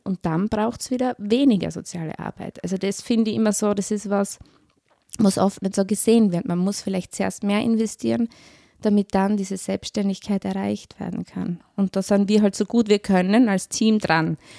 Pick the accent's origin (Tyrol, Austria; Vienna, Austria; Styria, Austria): Styria, Austria; moved away as an adult; now in Vorarlberg, Austria; man hört es vielleicht, ich bin Steirerin